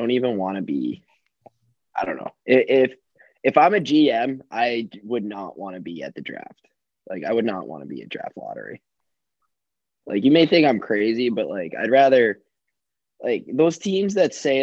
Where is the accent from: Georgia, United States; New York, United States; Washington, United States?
New York, United States; New York City; born and raised in Brooklyn